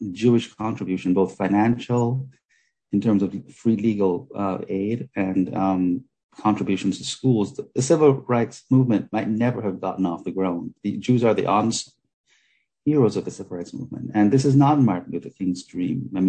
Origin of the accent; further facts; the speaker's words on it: Jamaica; I grew up in Jamaica, and my grandmother's father was a Sephardic Jew